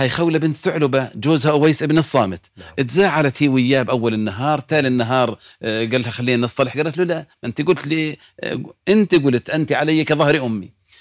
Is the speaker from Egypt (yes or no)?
no; Jordan; عندنا في الأردن